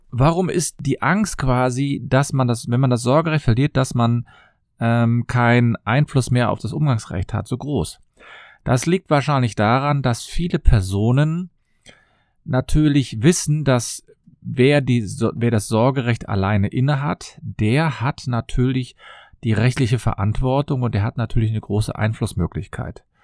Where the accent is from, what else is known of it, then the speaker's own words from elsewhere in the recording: Cologne, North Rhine-Westphalia, Germany; ich komme aus Köln und ich freue mich, dass du wieder dabei bist.